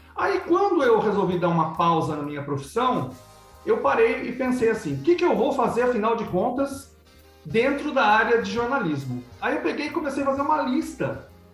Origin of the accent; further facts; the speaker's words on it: Piracicaba, São Paulo, Brazil; now in Paraguay; Eu nasci em Piracicaba, São Paulo